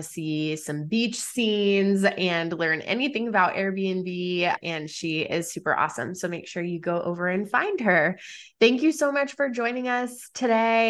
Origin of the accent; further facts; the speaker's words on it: Las Cruces, New Mexico, United States; I'm from Las Cruces, New Mexico